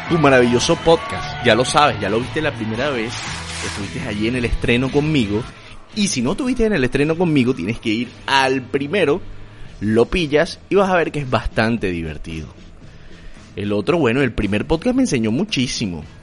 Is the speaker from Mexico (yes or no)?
no; Venezuela; moved away; También a todos los venezolanos a vivir por haber, porque yo soy venezolano, luso descendiente, y van a poder vacilar de la misma manera. Este es un podcast para el mundo.